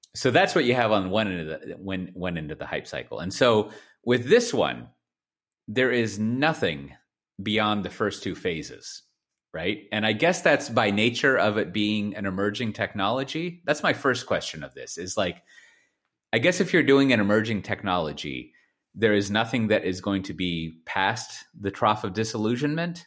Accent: Texas, United States; I was born there. Clearly, I'm a Texan

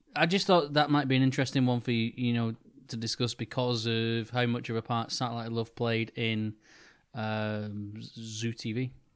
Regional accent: Wigan, North West England, United Kingdom; the town that myself and Johnny grew up in, in, in Wigan

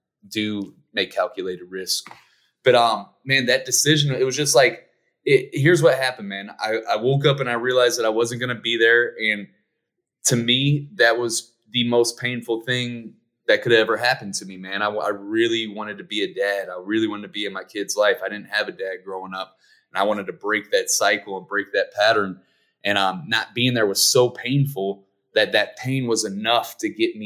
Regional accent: Ferguson, Missouri, United States; I grew up in Ferguson, Missouri

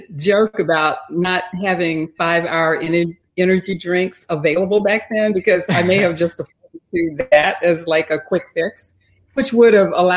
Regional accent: Texas, United States; I grew up in Texas. I live in Houston.

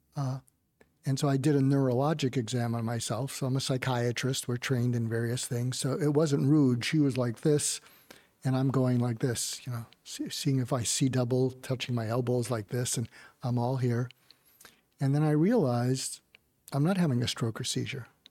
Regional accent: outside of Boston, Massachusetts, United States; moved away; also born or lived in West Coast; I grew up outside of Boston.

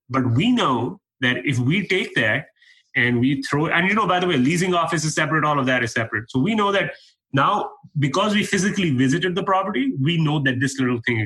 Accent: Canada; moved away as an adult; now in United States; I'm a Canadian guy. I moved down to the U.S. 3 years ago

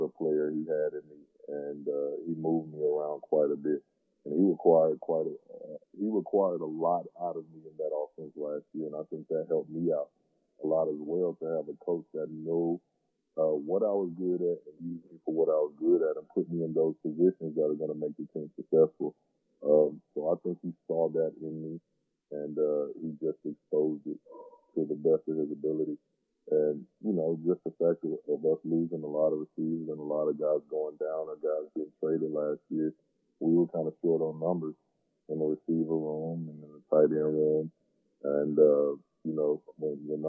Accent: Suwanee, Georgia, United States; moved away; I grew up in Atlanta

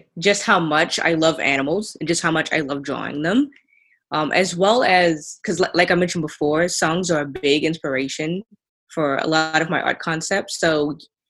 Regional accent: Atlanta, Georgia, United States; I was born in Atlanta, Georgia.

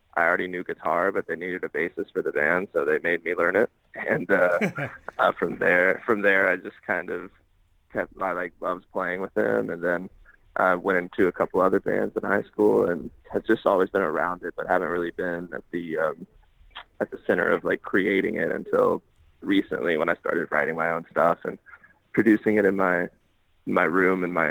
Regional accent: Smyrna, Georgia, United States; moved away; also born or lived in Atlanta, Georgia; Born and raised Smyrna, Georgia.

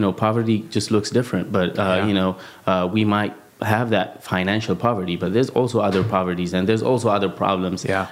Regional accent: Addis Ababa, Ethiopia; also born or lived in South Africa; I was born and raised in Addis Ababa, Ethiopia, which is the capital of Ethiopia

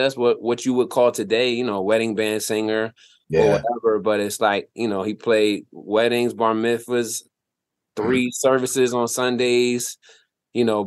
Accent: Willingboro, New Jersey, United States; moved away as an adult; also born or lived in Trenton, New Jersey / Philadelphia, Pennsylvania; I was in Willimboro, New Jersey. I grew up in Jersey, born in Trenton.

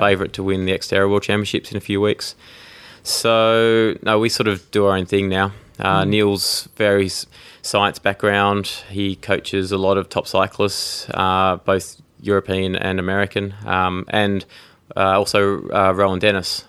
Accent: Tasmania, Australia; also born or lived in United Kingdom; I grew up in Tasmania, in Australia. Uh, I was actually born in the UK

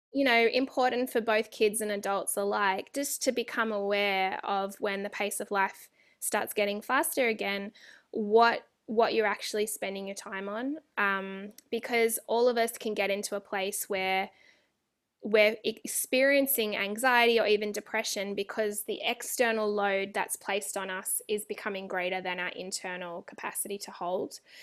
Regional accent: Australia; moved away as an adult; now in California, United States; I'm Australian

